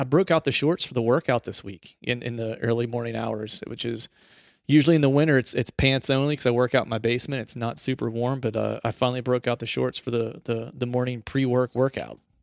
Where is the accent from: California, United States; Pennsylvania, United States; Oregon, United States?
Pennsylvania, United States; my home state, Pennsylvania